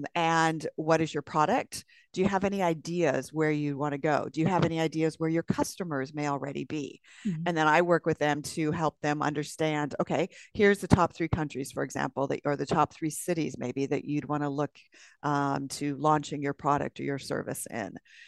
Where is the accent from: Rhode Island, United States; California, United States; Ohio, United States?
California, United States; I'm from California.